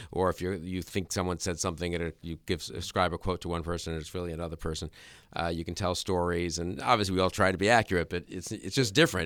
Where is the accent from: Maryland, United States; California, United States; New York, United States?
New York, United States; I grew up in New York.